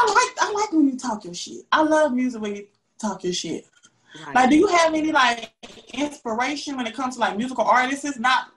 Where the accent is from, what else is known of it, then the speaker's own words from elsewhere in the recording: the South, United States; Yes, we're from the South, and it's so funny when I talk to people from up North